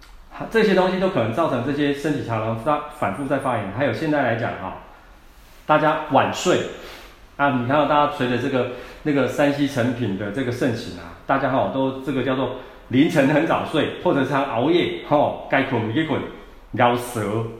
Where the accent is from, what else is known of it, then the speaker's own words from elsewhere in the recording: Taiwan; 那或者是他，你在我们台湾人来讲的话，又很喜欢常吃一些刺激性的食物啊